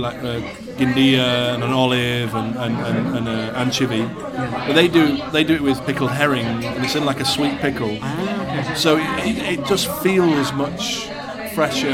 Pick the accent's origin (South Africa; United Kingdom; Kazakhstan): United Kingdom; I'm a Brit